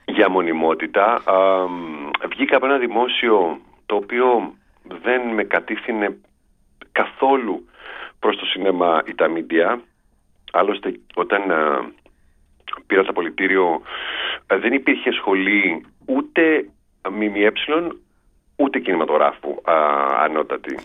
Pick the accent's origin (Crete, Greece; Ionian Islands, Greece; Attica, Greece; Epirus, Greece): Attica, Greece; Piraeus; στη γειτονιά που μεγάλωσα στον Πειραιά